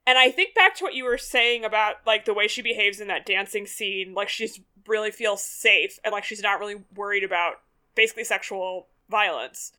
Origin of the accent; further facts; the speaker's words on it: United States; as an American viewer